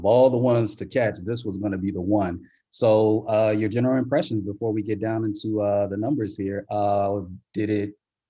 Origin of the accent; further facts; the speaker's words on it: Southern California, United States; I'm from Southern Cal